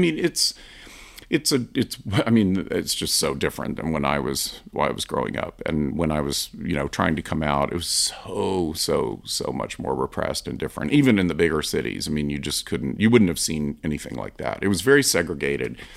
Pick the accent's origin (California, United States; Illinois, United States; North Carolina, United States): North Carolina, United States; Asheville; I grew up in the South, in Asheville, North Carolina